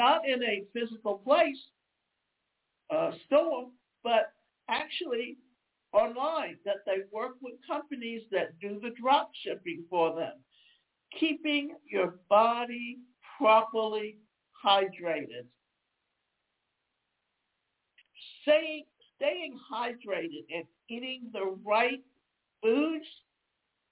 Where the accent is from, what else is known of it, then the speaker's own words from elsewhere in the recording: Deep South, United States; I grew up in the South, and the South, especially in the Deep South, when it came summer, we almost spent between April and October on the beach.